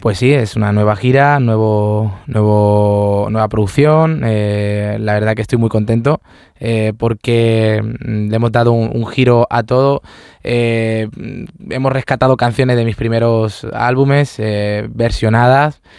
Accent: Córdoba, Andalusia, Spain; ir a mi tierra

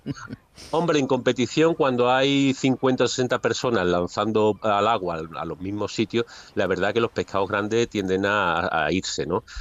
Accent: Seville, Andalusia, Spain; yo soy un pescador de Sevilla

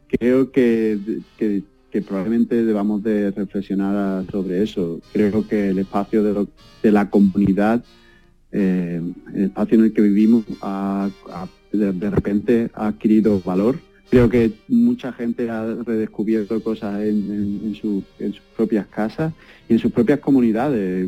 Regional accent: Barbate, Andalusia, Spain; moved away as an adult; also born or lived in Seville / Stuttgart / Berlin / Düsseldorf; now in New York, United States; cuando salí de Barbate, pues fui a Sevilla a estudiar

